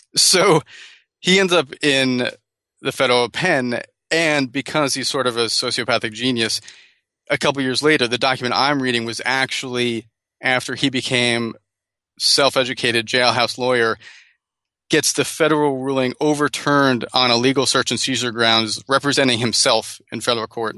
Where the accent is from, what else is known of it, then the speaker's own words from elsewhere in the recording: New Jersey, United States; moved away as an adult; also born or lived in Bogota, Colombia / Los Angeles; now in San Francisco, United States; grew up in New Jersey